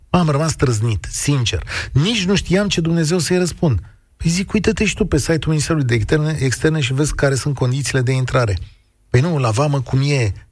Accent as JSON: {"language": "Romanian", "town": "Galați", "region": "Galați County", "country": "Romania", "said": "sunt din Galați."}